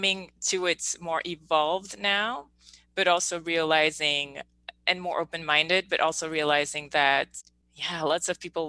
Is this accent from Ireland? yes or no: no; Belgium; I'm born and raised in Belgium